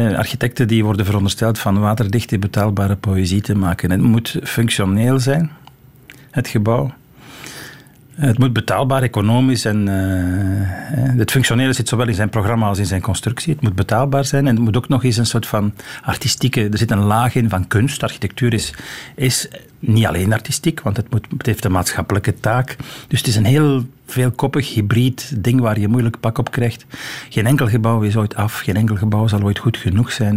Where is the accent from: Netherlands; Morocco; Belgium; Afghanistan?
Belgium; Antwerp, Flanders; also born or lived in Leuven; now in Brussels, Belgium; Ik ben geboren in Antwerpen in een gewoon rijhuis in de stad